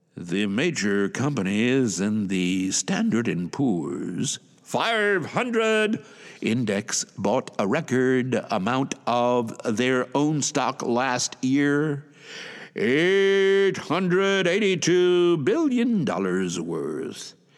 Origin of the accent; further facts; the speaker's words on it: Atlanta, Georgia, United States; moved away as an adult; now in Shizuoka, Japan; originally, I am from Atlanta, Georgia, U S